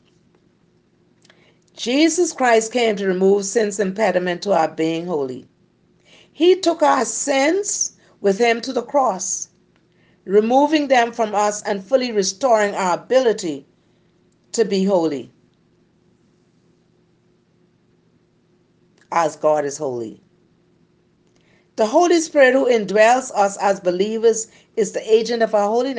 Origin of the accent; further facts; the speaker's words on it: Cat Island, Bahamas; I was born in Cat Island. And growing up, I grew up in a very poor environment.